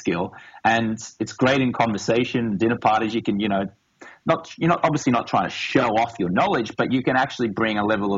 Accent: Australia; moved away as an adult; now in Los Angeles, United States; I grew up in Australia as a reporter for a Rupert Murdoch broadsheet.

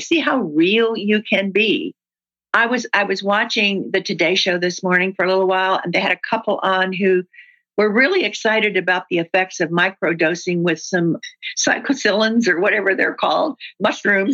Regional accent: the South, United States; I'm from the South, and that's what we

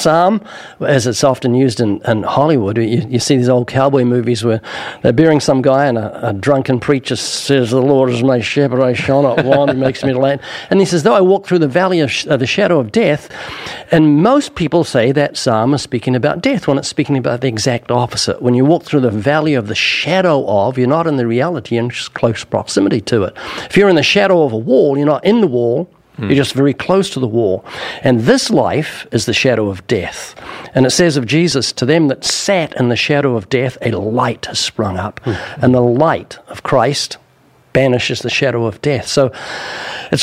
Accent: New Zealand; moved away; I'm originally from New Zealand

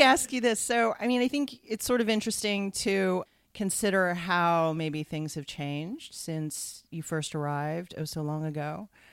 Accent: California, United States; As a Californian

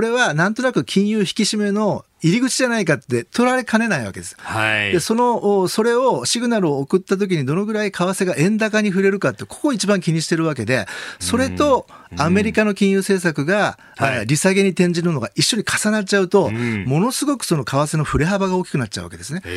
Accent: Kumamoto, Japan; moved away; 私はあの熊本の出身

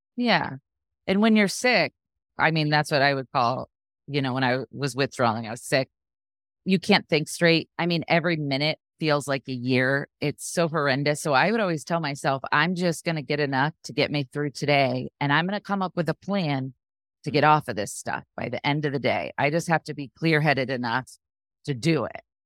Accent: Sarasota, Florida, United States; also born or lived in New Jersey; I was born in New Jersey, but I moved to Sarasota when I was really young, so I consider myself from here. That's where I am still, here in Sarasota.

